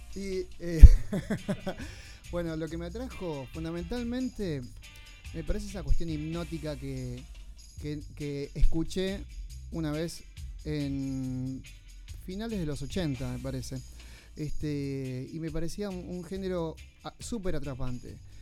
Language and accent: Spanish; Buenos Aires, Argentina; yo nací en Lugano